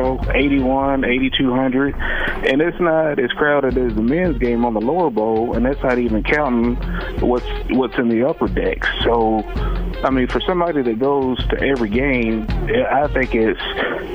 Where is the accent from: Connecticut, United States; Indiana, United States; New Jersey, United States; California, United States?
Indiana, United States; Jeffersonville; I'm from Jeffersonville